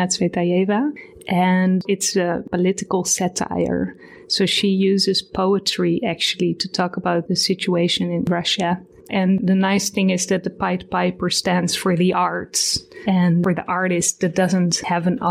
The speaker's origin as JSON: {"language": "English", "town": "Amsterdam", "region": "North Holland", "country": "Netherlands", "said": "I'm from Amsterdam"}